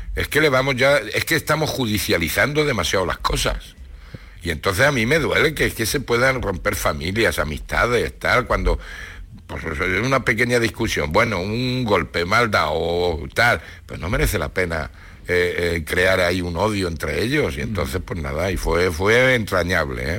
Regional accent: Ciudad Real, Castilla-La Mancha, Spain; now in Granada, Spain; en Ciudad Real

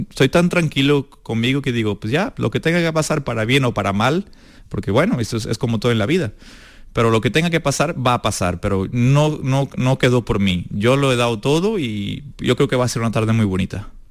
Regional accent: Portugal; moved away; also born or lived in Espartinas, Spain; yo empecé en Portugal

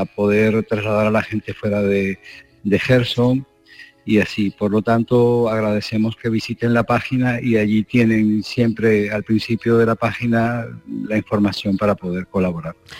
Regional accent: Spain; also born or lived in Kherson, Ukraine; Como español

